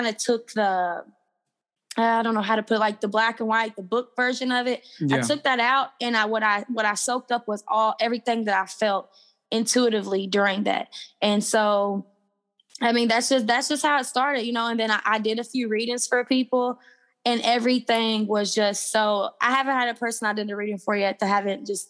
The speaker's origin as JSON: {"language": "English", "town": "Louisville", "region": "Kentucky", "country": "United States", "tie": "born or raised there", "said": "where I'm from Louisville, Kentucky."}